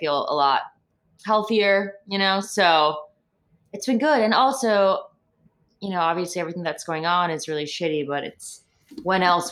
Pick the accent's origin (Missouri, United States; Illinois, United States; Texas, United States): Illinois, United States; Chicago; moved away as an adult; also born or lived in New York; now in Los Angeles, United States; I'm in the north suburbs of Chicago, which is where I was born and raised with my parents